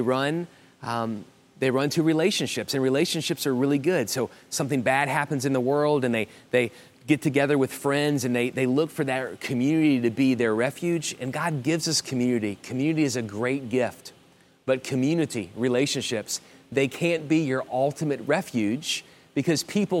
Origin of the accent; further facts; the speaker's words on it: New Orleans, Louisiana, United States; moved away; also born or lived in Miami; I grew up in South Louisiana in the New Orleans area